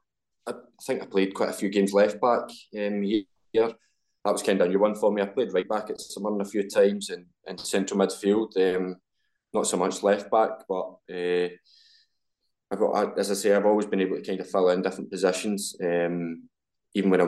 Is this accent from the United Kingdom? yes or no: yes; Glasgow, Scotland, United Kingdom; I'm from Glasgow